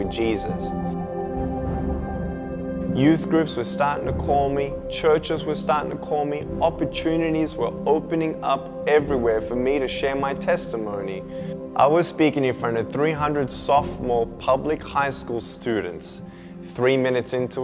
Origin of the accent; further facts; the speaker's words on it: Melbourne, Victoria, Australia; I was born in Melbourne, Australia, 1982